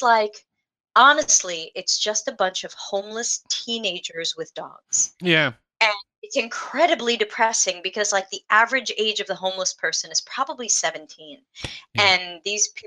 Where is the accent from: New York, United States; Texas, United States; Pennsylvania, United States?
New York, United States; moved away as an adult; also born or lived in Boston; now in San Francisco, United States; I grew up in New York